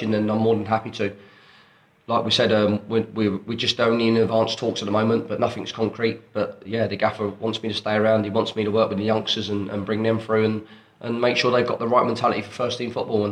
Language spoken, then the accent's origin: English; Watford, East of England, United Kingdom; Watford, again, my hometown that I grew up with.